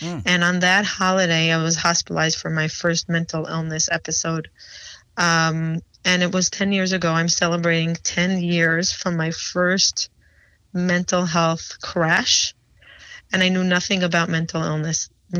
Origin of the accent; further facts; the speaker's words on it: Jerusalem, Jerusalem District, Israel; moved away as an adult; also born or lived in Peoria, Illinois / New York / Florida; now in United States; I grew up in Israel. I was actually born in Peoria, Illinois. I come from an ultra-Orthodox Jewish family. My parents moved to Israel when I was two